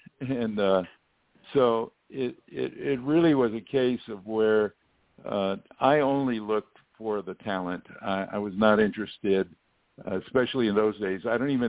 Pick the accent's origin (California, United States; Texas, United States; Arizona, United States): California, United States; Los Angeles; I'm a kid from Los Angeles, California on the West Coast